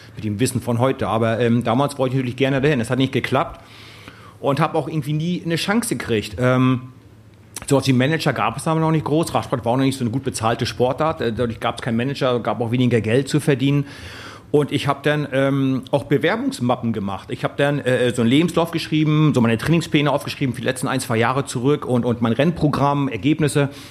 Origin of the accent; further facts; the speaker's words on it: East Germany, Germany; über den alten Osten, wo ich groß geworden bin